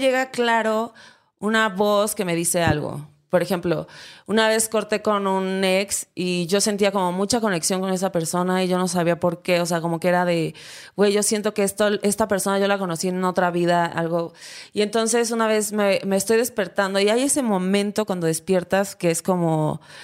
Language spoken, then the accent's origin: Spanish; Acapulco, Guerrero, Mexico; yo soy de Acapulco, Guerrero